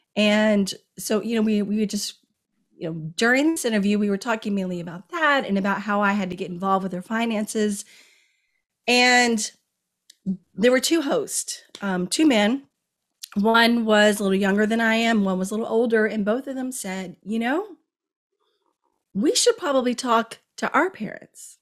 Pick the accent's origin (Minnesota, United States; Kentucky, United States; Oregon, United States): Kentucky, United States; moved away as an adult; also born or lived in Washington, D.C.; I'm from Kentucky and my mom was living in Kentucky